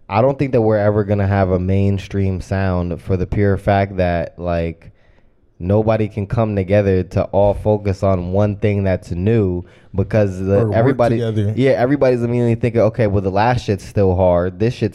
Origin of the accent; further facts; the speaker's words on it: Hartford, Connecticut, United States; I'm from Hartford.